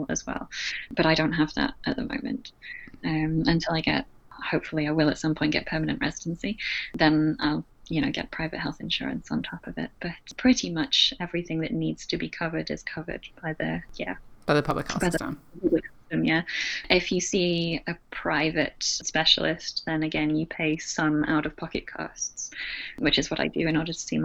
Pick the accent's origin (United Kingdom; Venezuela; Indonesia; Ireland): United Kingdom; moved away as an adult; now in Australia; my status as a Brit in Australia